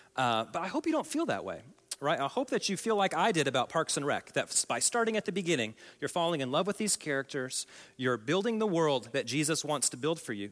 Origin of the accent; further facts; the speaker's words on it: Oklahoma, United States; I come from Oklahoma